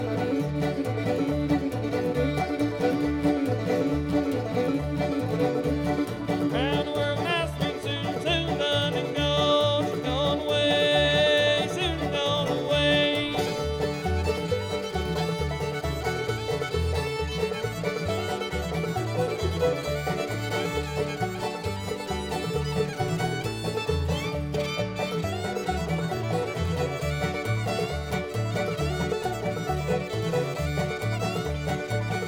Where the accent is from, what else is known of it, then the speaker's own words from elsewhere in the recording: Fries, Virginia, United States; my hometown in Freeze, Virginia.